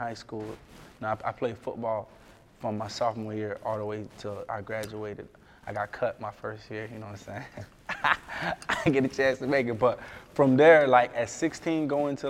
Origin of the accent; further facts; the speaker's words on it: South Florida, United States; Growing up in South Florida